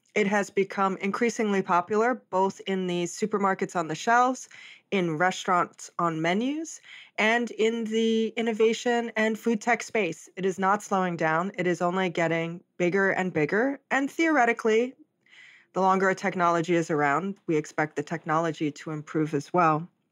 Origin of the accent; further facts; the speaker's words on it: Hawaii, United States; I'm from Hawaii, I was born and raised there